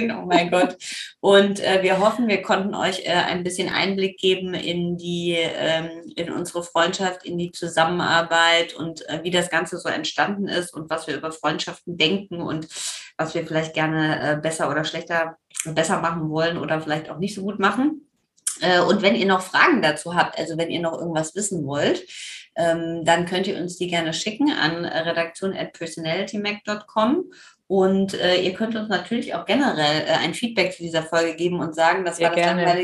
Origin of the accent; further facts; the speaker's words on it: Rhineland, Germany; ich komme ja aus dem Rheinland, also ich würde in einer karnevalistischen Verkleidung auftauchen und gar nicht Oktoberfest adäquat.